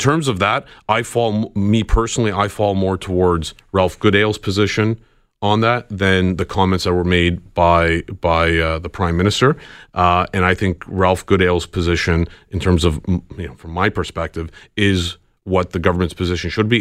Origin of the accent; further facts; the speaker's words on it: Canada; as a Canadian traveling to the U K